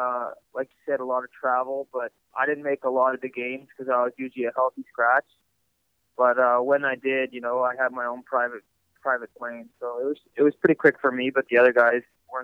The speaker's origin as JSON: {"language": "English", "town": "Toronto", "region": "Ontario", "country": "Canada", "tie": "born or raised there", "said": "Yeah, I grew up in Toronto. I was actually born in the same hospital that Connor McDavid was."}